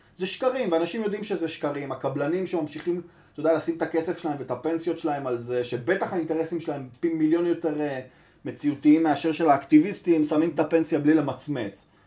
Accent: Tel Aviv, Tel Aviv District, Israel; אני גדלתי ברחוב ביאליק

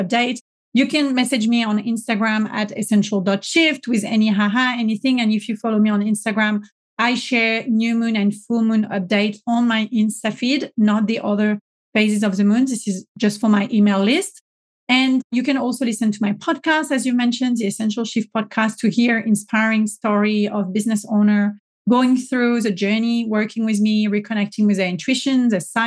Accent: France; accent: French; my French accent

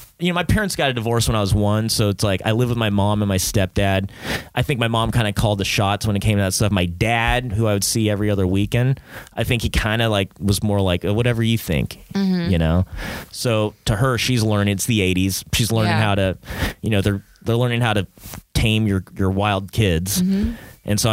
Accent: Long Beach, California, United States; I'm from Long Beach

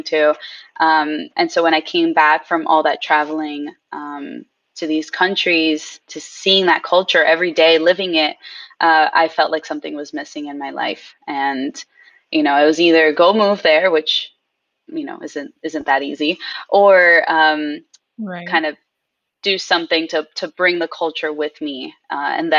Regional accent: United States; first language Spanish; English is a second language; I was born in the U.S. So I guess I'm technically, yeah, American

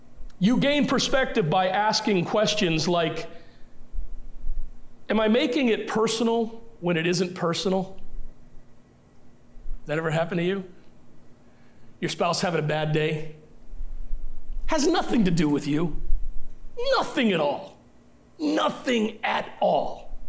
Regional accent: Elkton, Maryland, United States; now in East Longmeadow, United States; I grew up as a Navy brat. I don't have roots anywhere. I can't go back, and my hometown, I consider my hometown Elkton, Maryland. That is the hometown of my heart. East Longmeadow is the place I've lived the longest, but Elkton, Maryland is the hometown of my heart.

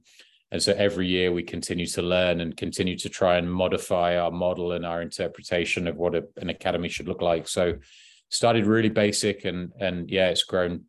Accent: High Wycombe, South East England, United Kingdom; I grew up in High Wycombe, season ticket holder at Wycombe Wanderers

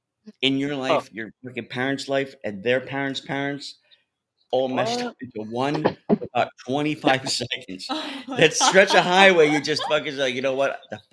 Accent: Piscataway, New Jersey, United States; I grew up in Piscataway.

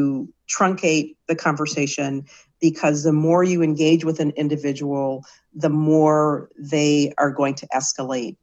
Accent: Michigan, United States; I'm from Michigan, big Michigan sports fan

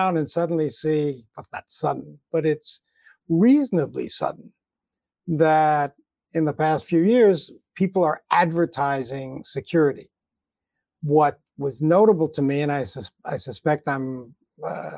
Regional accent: United States; I'm an American

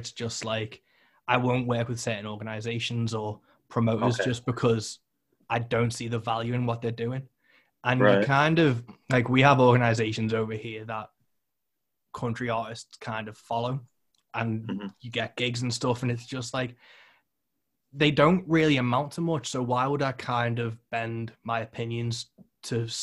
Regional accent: United Kingdom; I'm British

